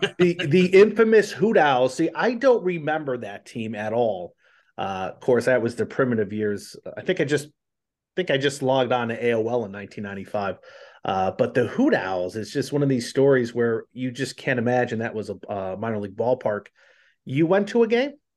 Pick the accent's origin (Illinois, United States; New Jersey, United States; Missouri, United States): New Jersey, United States; Colonia; I grew up in Colonia, New Jersey